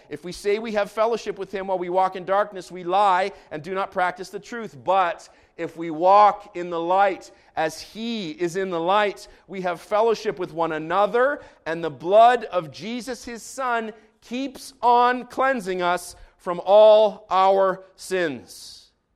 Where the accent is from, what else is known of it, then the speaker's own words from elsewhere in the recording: Jerusalem, Jerusalem District, Israel; moved away; I grew up in Jerusalem.